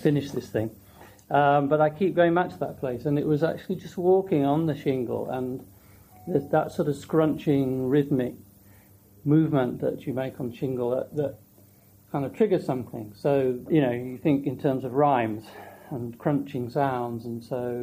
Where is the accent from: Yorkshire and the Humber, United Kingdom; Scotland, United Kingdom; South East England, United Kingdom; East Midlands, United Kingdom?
Yorkshire and the Humber, United Kingdom; Yorkshire Dales; now in London, United Kingdom; I grew up in the Yorkshire Dales